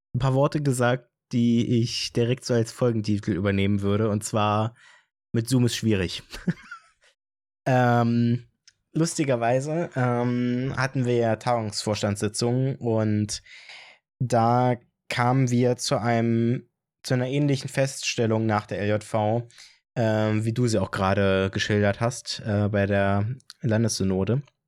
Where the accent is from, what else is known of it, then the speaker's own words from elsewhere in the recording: Brieselang, Brandenburg, Germany; Also, ich komme nicht aus Falkensee, ich komme aus Brieselang